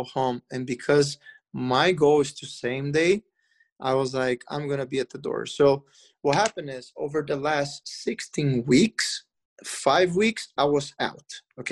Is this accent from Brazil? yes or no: yes; Brazil; moved away; I came from Brazil. Like, there, yeah, it's like, it's a warm country